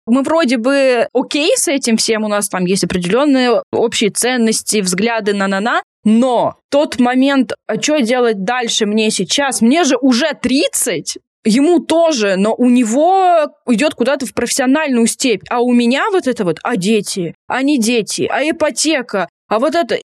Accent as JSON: {"language": "Russian", "town": "Tomsk", "region": "Tomsk Oblast", "country": "Russia", "moved": "as an adult", "said": "я сама из Томска, и я переехала, мне было 22 года"}